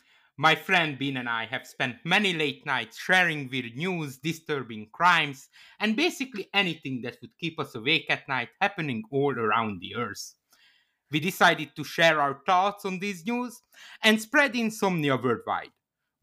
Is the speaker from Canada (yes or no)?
yes; Canada; As a Canadian, I assure you, Dildo is a real town.